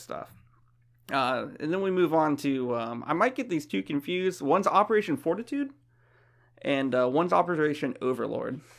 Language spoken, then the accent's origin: English; Florida, United States; moved away as an adult; also born or lived in Ohio; now in Virginia, United States; I'm from Florida